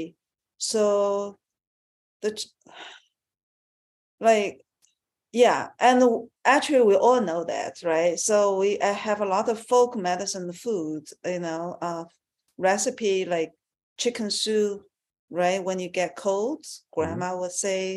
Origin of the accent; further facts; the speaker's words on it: China; I was born in China